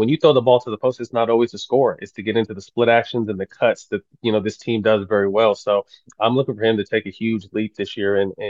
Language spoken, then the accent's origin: English; Sacramento, California, United States; this being my hometown team